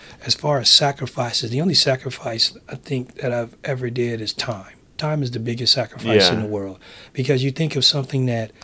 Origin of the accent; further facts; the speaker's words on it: San Francisco, California, United States; I'm from San Francisco